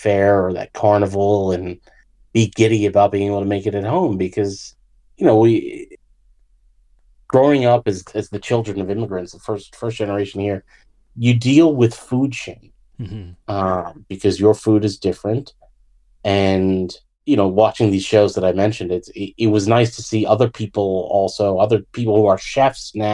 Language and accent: English; United States; I was born here, I'm from here, I always felt American